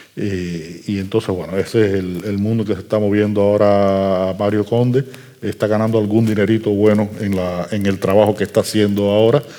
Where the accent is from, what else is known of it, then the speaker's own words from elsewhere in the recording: Havana, Cuba; Yo soy un habanero que escribe en habanero